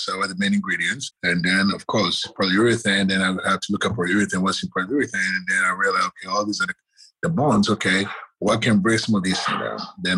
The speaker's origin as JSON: {"language": "English", "country": "Ghana", "tie": "born or raised there", "moved": "yes", "said": "growing up in Ghana"}